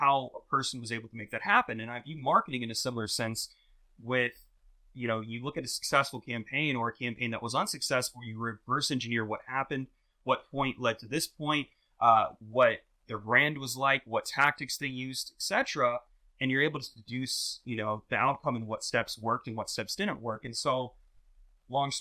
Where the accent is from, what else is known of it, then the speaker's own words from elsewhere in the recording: Jacksonville, Florida, United States; I'm originally born and raised in Jacksonville, Florida